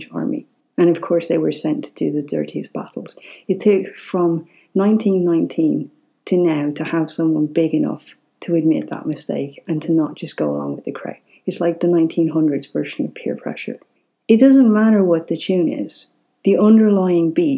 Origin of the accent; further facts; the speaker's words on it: Ireland; I'm Irish